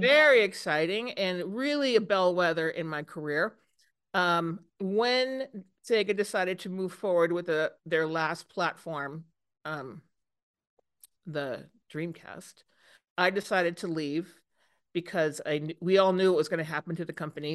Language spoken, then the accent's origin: English; East Coast, United States; moved away as an adult; also born or lived in Minnesota; I grew up on the East Coast